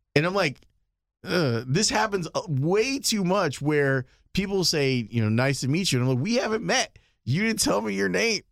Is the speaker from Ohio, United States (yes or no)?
no; Chicago, Illinois, United States; I'm from Chicago.